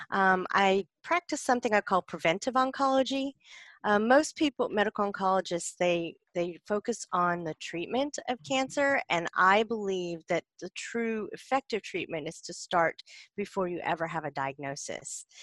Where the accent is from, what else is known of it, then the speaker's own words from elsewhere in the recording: South Carolina, United States; now in Los Angeles, United States; so I guess I grew up in rural South Carolin